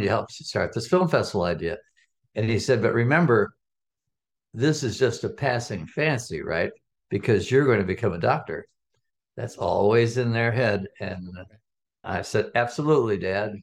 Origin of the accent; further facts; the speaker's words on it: Chicago, Illinois, United States; I'm, I'm from Chicago. I'm a Chicagoan from the West Side